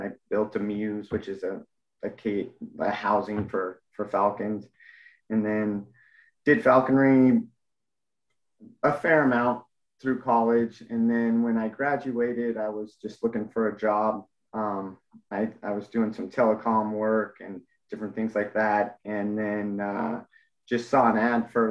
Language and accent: English; Mammoth Lakes, California, United States; moved away as an adult; also born or lived in Denver, Colorado; now in San Antonio, United States; I was born and raised in Mammoth Lakes, California